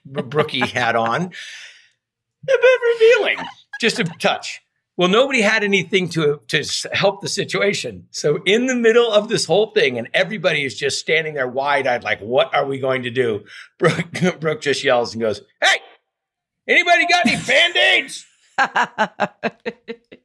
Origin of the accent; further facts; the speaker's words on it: Ferndale, California, United States; I was raised in a little town in Northern California